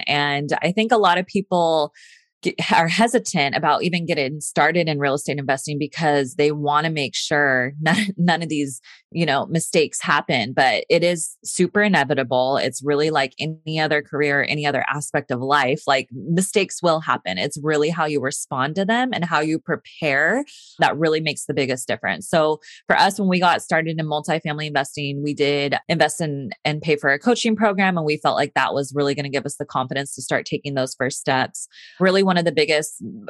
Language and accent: English; California, United States; So I am from Northern California.